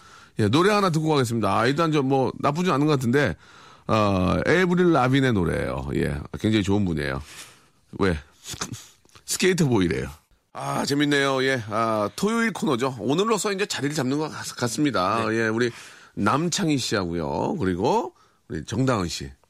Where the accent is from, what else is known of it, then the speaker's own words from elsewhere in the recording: Seoul, South Korea; 저 서울 출신입니다.